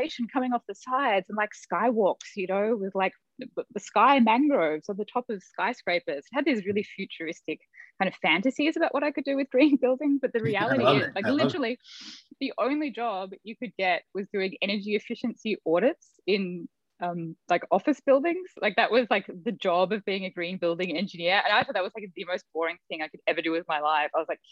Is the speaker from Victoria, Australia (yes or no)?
yes; Melbourne, Victoria, Australia; moved away; also born or lived in Silicon Valley; I grew up in Melbourne, Australia, and I was the granddaughter of these master